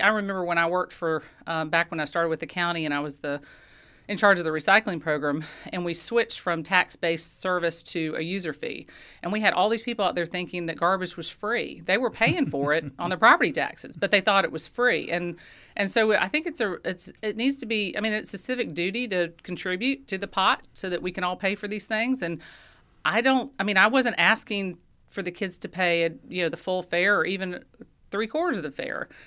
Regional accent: Athens, Georgia, United States; in Athens, I mean, I, this is my hometown. I, I grew up here

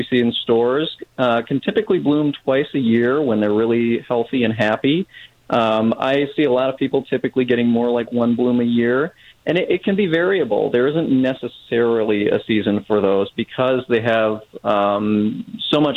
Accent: Minnesota, United States; moved away; I'm originally from Minnesota

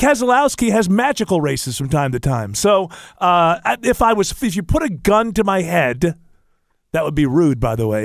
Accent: Northeast, United States; moved away; I grew up in the Northeast

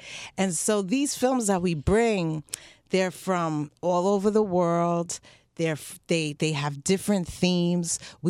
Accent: New York City, New York, United States; now in South Florida, United States; growing up in Harlem, I was very enriched with a lot of culture, arts. Growing up in New York City, I was exposed to cultures outside of my own African-American community because, you know, Haitian, I was only getting at home.

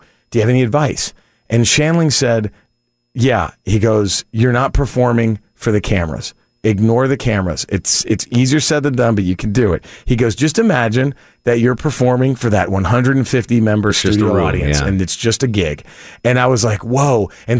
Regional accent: Texas, United States; now in Los Angeles, United States; I live in LA. I'm from Texas, but mm-hmm. I live in LA now.

